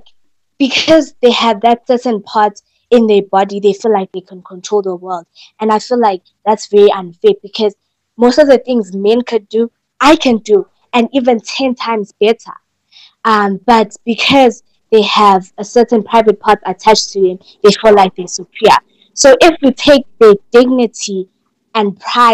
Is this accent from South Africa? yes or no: yes; Newcastle, KwaZulu-Natal, South Africa; moved away; my hometown in Newcastle, KZN